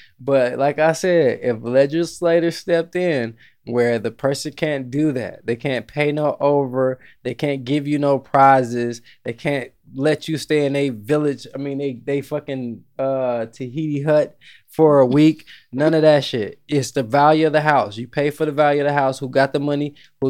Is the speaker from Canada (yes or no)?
no; Jamaica; I'm Jamaican.